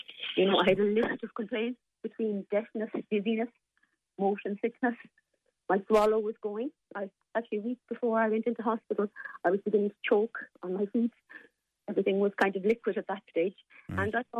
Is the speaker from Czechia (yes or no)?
no; Limerick, Munster, Ireland; I'm from Limerick and my family are as well. So, you know, we go back a long way.